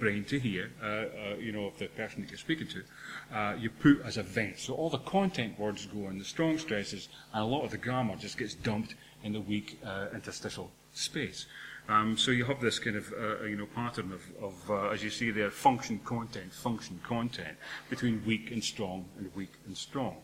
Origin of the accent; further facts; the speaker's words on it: Dundee, Scotland, United Kingdom; I'm from Dundee